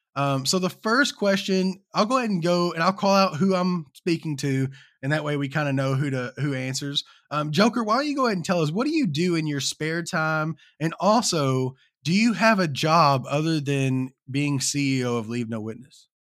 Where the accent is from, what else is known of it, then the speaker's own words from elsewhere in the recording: Kentucky, United States; I'm from Kentucky